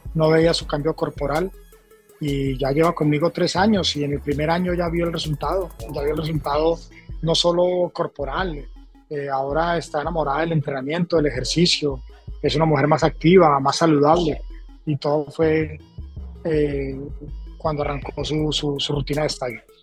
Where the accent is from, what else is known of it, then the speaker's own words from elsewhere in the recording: Colombia; moved away as an adult; also born or lived in Los Angeles / New York; now in Miami, United States; primero comencé en mi país, ¿no? En Colombia.